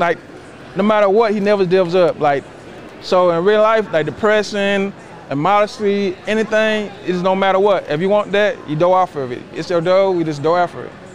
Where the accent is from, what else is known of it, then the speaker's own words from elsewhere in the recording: Tuskegee, Alabama, United States; I'm from Tuskegee, so TU